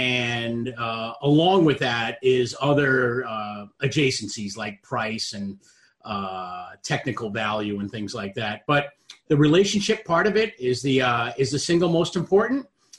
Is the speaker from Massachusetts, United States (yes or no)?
yes; Boston, Massachusetts, United States; I was candidly on the couch. I'm from Boston, and I was watching the Boston Bruins play